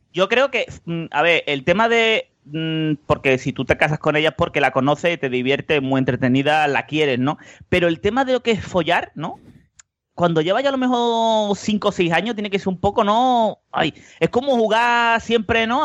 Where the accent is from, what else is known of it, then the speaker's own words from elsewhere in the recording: Seville, Andalusia, Spain; que somos de Sevilla